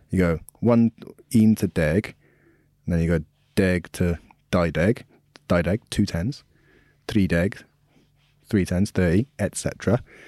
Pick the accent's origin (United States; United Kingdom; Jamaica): United Kingdom; Swansea, Wales; My village, the village I'm from, Wormford.